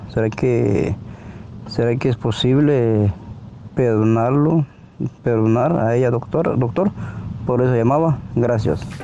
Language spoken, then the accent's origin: Spanish; Guatemala; yo soy guatemalteco.